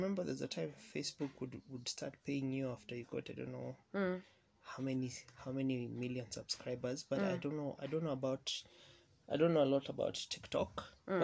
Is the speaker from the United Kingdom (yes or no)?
no; Kenya; as Kenyan filmmakers